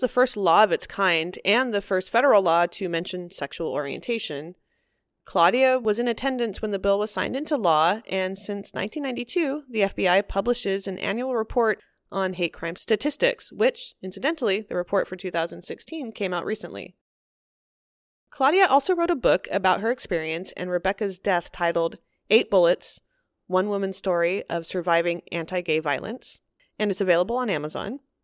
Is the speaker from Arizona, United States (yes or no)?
no; California, United States; growing up in California